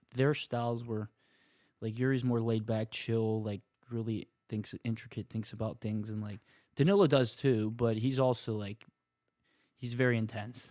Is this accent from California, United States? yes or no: no; Marianna, Pennsylvania, United States; my hometown, like, Little Joe's is really good. Pizza Company, that's in Mariana